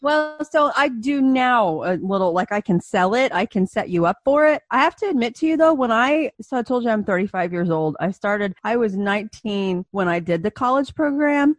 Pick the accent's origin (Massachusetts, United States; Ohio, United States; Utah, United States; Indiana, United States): Indiana, United States; also born or lived in Orlando, Florida; I grew up in Indiana. I'm from here. I've been here my whole life